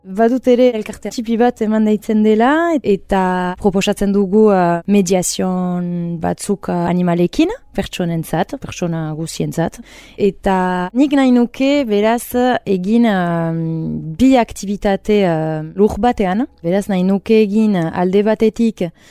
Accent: Urrugne, Nouvelle-Aquitaine, France; moved away as an adult; now in Hasparren, France; nik uh, urruñan bizi nintzen, tikitik

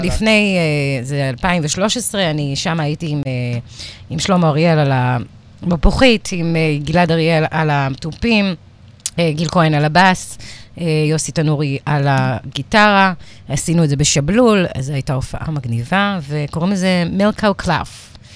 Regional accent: Givatayim, Tel Aviv District, Israel; moved away as an adult; also born or lived in New Orleans, United States; הייתי ילדה גבעתיימית כזאת

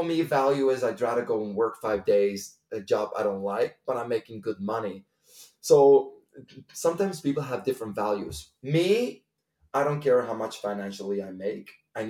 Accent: Bruges, Flanders, Belgium; also born or lived in Copenhagen / New York / Dubai / Milan; now in Barcelona, Spain; So I've been living everywhere, but I'm originally from Bruges and I still consider Bruges kind of like my home because I never lived anywhere else more than 3 years. So now I've been living in Barcelona for 3 years

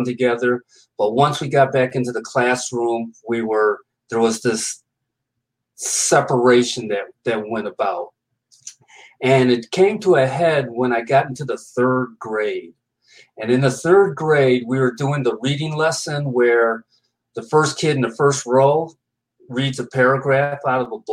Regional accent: Binghamton, New York, United States; Binghamton, New York. That's my hometown.

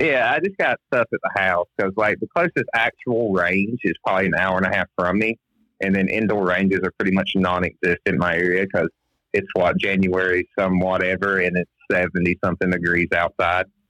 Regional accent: Florida, United States; I'm from Florida originally. Uh, I live in a little place called Sunny Hills. I was born 20 minutes from here

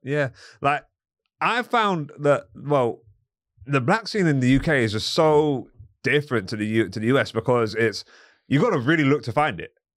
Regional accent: London, United Kingdom; I'm from, um, from Crickwood

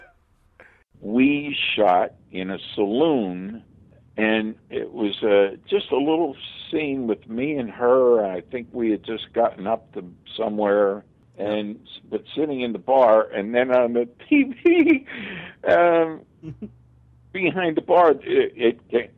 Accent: Pittsburgh, Pennsylvania, United States; moved away as an adult; also born or lived in New York / Los Angeles; Pittsburgh's my hometown.

